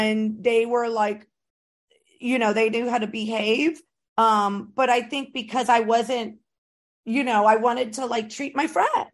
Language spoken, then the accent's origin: English; Florida, United States; I was raised in Florida.